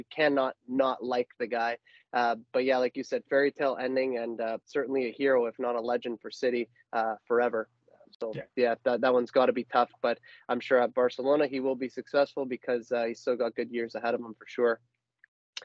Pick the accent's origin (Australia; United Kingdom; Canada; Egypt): Canada; we are Canadian